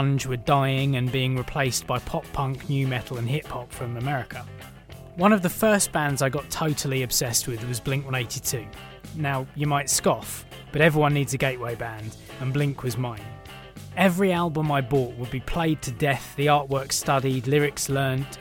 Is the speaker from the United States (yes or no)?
no; United Kingdom; I'm British